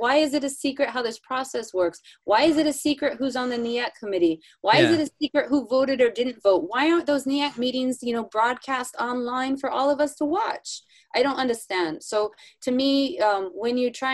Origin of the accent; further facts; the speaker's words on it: Northern California, United States; I'm from the Northern California, you know, kind of a hippie place